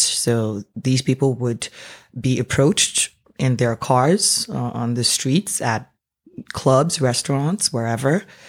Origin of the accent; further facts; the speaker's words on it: Nigeria; moved away as an adult; now in Canada; I am born and raised Nigerian. Uh, moved to Canada about sixteen years ago for university and never left.